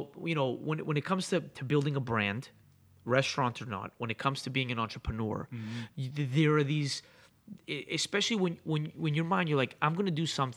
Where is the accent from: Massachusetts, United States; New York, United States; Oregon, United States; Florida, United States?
Massachusetts, United States; Boston; also born or lived in Greece; I grew up in Rosendale